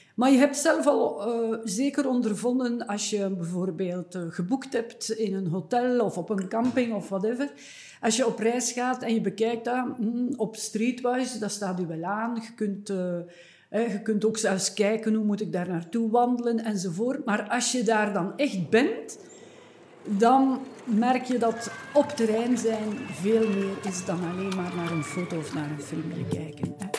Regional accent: Eeklo, Flanders, Belgium; een kleine stad, Eeklo, waar ik geboren ben

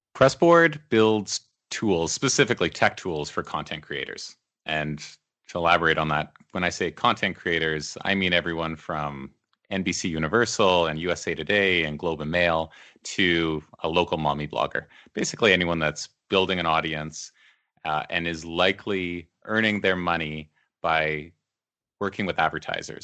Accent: Beaumont, Alberta, Canada; also born or lived in Edmonton; I grew up there. I mean, I was there from the time I was a little kid. I, I was born in Edmonton, just in the south part of Edmonton, but we moved to Beaumont when I was maybe four years old

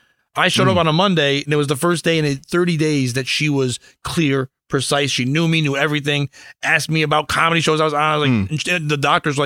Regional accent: Connecticut, United States; she's been living here since I was born. So like 40 years in Connecticut, cold Connecticut.

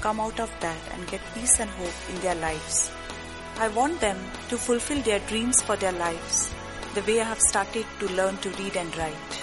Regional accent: Delhi, India; now in Mumbai, India; I'm originally from Delhi.

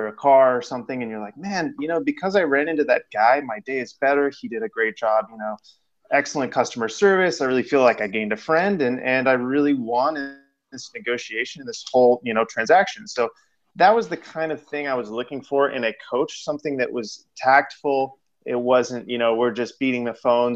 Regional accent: San Diego, California, United States; also born or lived in Orange County, California / Los Angeles, California; I'm born and raised in San Diego, California.

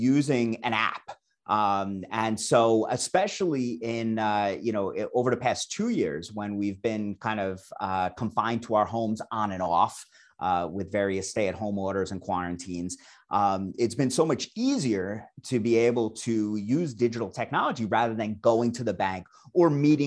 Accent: New York City, New York, United States; moved away as an adult; also born or lived in I'm a New Yorker; now in Claremont, United States; I'm from the New York City area originally, got my start on Wall Street 20 years ago

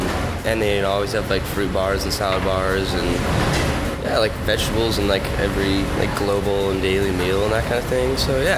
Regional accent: Salt Lake City, Utah, United States; My major is super undecided, and my hometown is Salt Lake City.

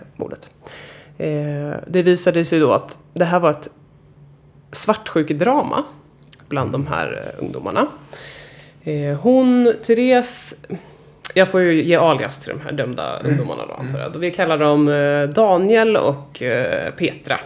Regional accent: Stockholm, Stockholm County, Sweden; jag är uppvuxen i gamla Enskede

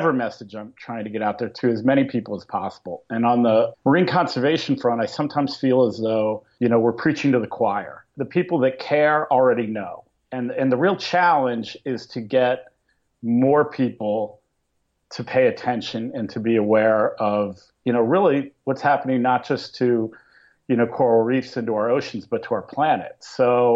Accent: Pennsylvania, United States; moved away as an adult; also born or lived in Syracuse, New York; I grew up in Pennsylvania, not exactly an ocean community

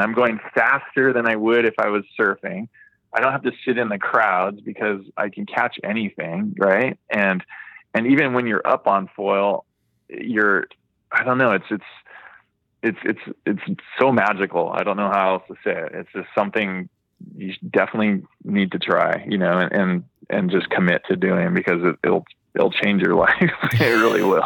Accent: Hawaii, United States; I grew up surfing in Hawaii

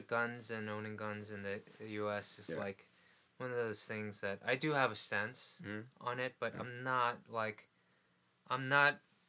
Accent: New York City, New York, United States; I grew up in New York City.

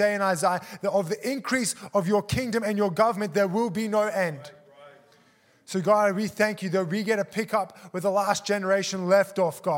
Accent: Australia; also born or lived in South Africa; I'm from South Africa, was born there, immigrated to Australia when I was four with my family, grew up there

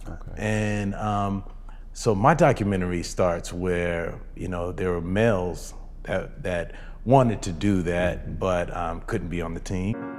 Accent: Rancho Cucamonga, California, United States; I grew up in Rancho Cucamonga, so not

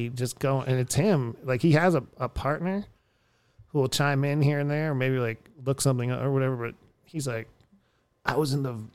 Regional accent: Erie, Pennsylvania, United States; born or raised there; also born or lived in Houston, Texas; now in Austin, United States

